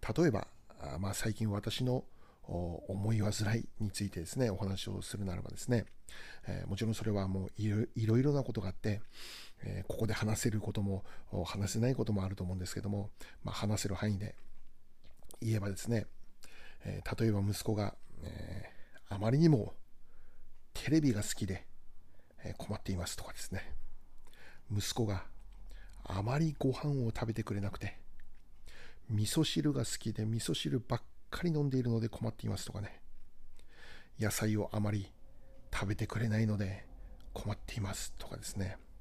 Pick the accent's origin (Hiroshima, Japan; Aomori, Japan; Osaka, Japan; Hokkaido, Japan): Hokkaido, Japan; moved away; 私は北海道出身で、えー、現在も